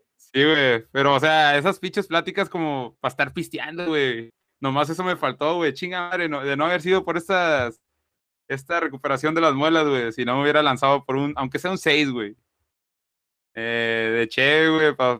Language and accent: Spanish; Mexico; now in Reynosa, Mexico; somos mexicanos